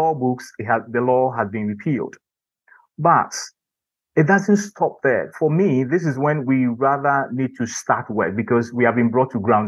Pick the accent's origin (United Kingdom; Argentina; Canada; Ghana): Ghana; growing up in Ghana